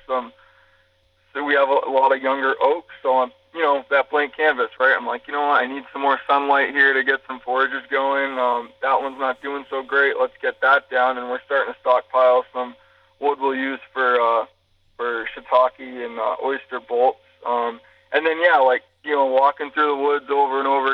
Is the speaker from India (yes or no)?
no; New England, United States; I grew up in New England